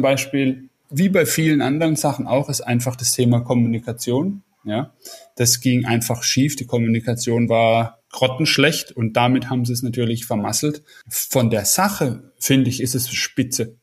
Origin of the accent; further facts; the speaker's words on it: Karlsruhe, Baden-Württemberg, Germany; in meiner Heimatstadt Karlsruhe